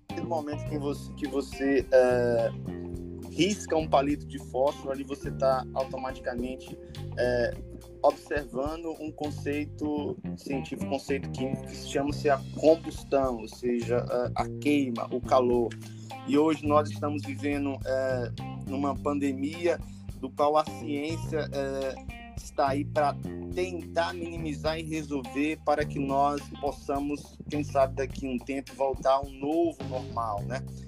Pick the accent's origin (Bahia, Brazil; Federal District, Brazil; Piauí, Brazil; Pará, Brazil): Piauí, Brazil; Teresina; moved away as an adult; now in Alta Floresta, Brazil; sou natural de Teresina, Piauí, ali no Nordeste